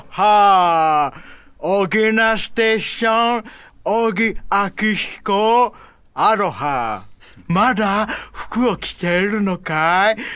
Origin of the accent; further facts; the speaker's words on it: Hawaii, United States; なんで私ハワイなのに、日本語の名前かというと、マザーファーザーは Japanese 私はハワイで育ってます